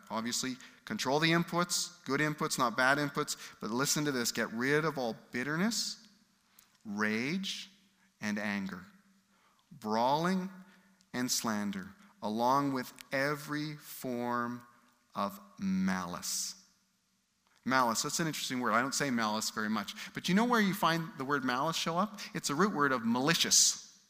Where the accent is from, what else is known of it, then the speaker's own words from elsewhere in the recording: United Kingdom; I'm British